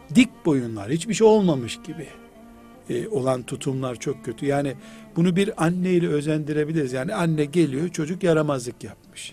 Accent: Black Sea Region, Turkey; now in Istanbul, Turkey; çok dağlık bir yer bizim Karadeniz

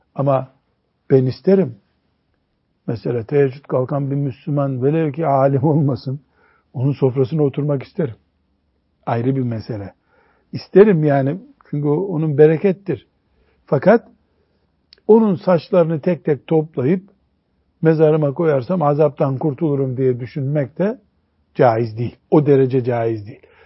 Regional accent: Black Sea Region, Turkey; bizim Karadeniz'de dolaylık deniyor ona.

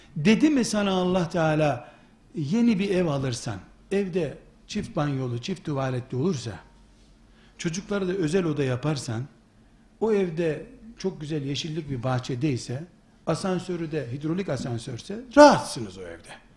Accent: Turkey

